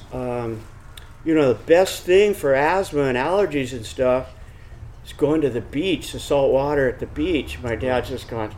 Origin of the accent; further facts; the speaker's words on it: San Diego, California, United States; also born or lived in El Centro, California; by the time I was four, we started living in San Diego.